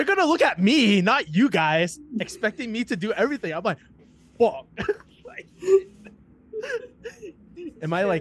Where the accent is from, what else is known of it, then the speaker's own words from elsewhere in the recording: Boston, Massachusetts, United States; I'm from Boston